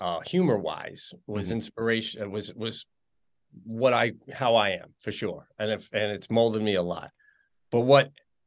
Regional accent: Long Island, New York, United States; when I came to visit here from Long Island, the guys on the team were just super nice.

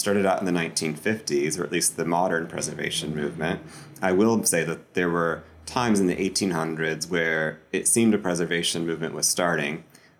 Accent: Iowa, United States; moved away as an adult; also born or lived in Omaha / Chicago; now in Savannah, United States; I grew up in Iowa.

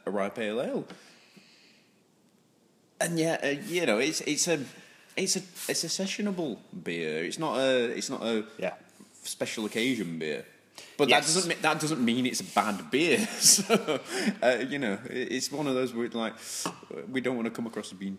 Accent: Yorkshire and the Humber, United Kingdom; accent: Yorkshire; my long drawn out Yorkshire drawl

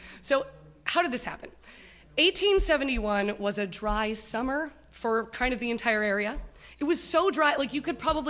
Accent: Wisconsin, United States; We're from Wisconsin. I'm going to talk about Peshtigo.

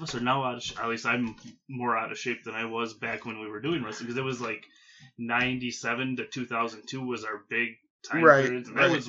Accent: Merrill, Wisconsin, United States; I'm from Merrill, born, bred, raised. I always say that 3 generations both sides back.

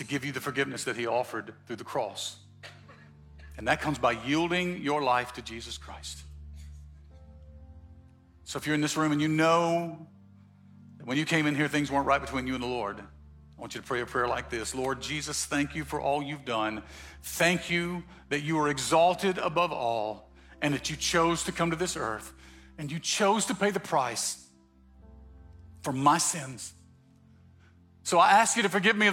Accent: Mississippi, United States; I'm from Mississippi.

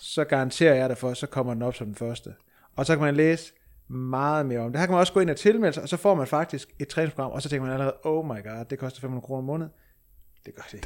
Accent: Aalborg, North Denmark Region, Denmark; jeg er endda fra Aalborg

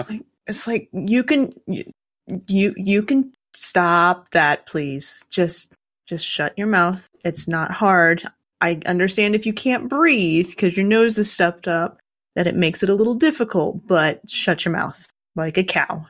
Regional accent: Kansas, United States; I grew up in Kansas. I grew up in the, the frickin' country

